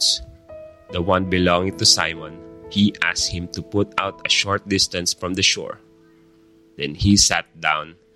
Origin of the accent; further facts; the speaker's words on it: Philippines; we as a Filipino